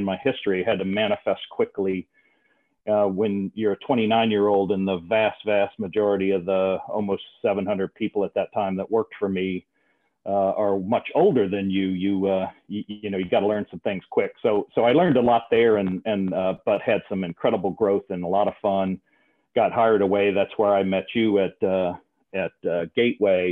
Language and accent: English; outside of New Orleans, South Louisiana, United States; I grew up in South Louisiana, outside of New Orleans